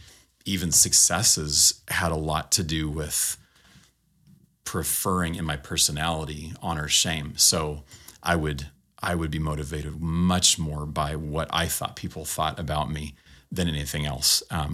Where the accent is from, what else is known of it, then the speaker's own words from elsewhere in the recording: California, United States; I grew up in Southern California.